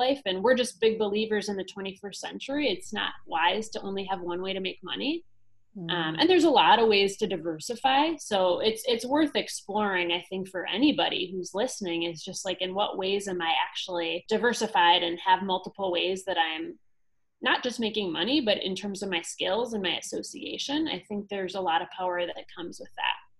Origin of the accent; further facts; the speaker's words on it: United States; growing up in the States